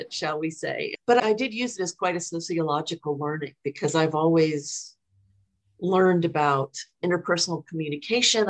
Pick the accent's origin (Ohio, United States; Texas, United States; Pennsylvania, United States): Ohio, United States; Cincinnati; I grew up in Ohio, in Cincinnati, so I'm a good old Midwestern child.